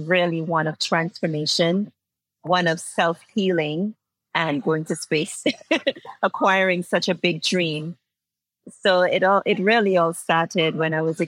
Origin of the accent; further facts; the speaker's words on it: Antigua & Barbuda; I'm from Antigua and Barbuda, and it's just a small little island in the Caribbean